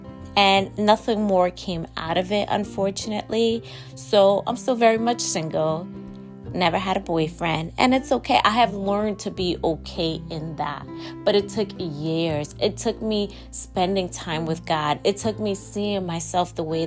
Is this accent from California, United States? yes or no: no; New York, United States; I am recording from my hometown, New York.